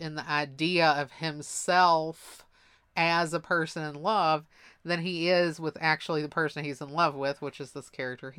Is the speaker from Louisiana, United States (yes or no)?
no; Mississippi, United States; I was like in high school in Mississippi. My accent was so ridiculous that I couldn't even understand myself half the time.